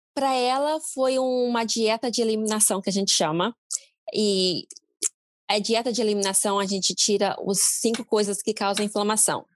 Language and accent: Portuguese; Brazil; now in United States; como brasileiro